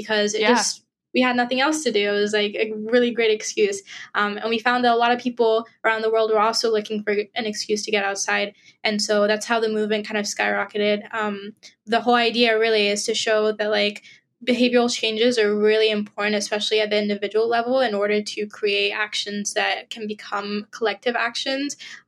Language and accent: English; Israel; also born or lived in Nigeria; and I'm a Nigerian Israeli environmental activist